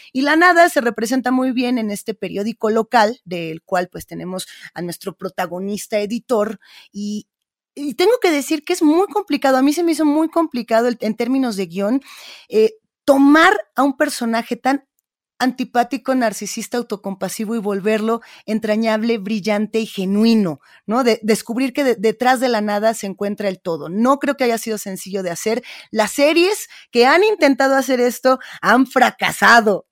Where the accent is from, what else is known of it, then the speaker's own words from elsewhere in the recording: Mexico; en México tenemos ejemplos bien interesantes de radios negras o de programas que están haciendo esto mismo y que tenemos que recuperar